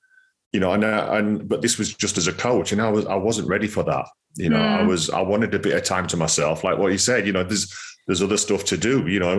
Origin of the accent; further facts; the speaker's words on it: Rotherham, Yorkshire and the Humber, United Kingdom; I was born in Rotherham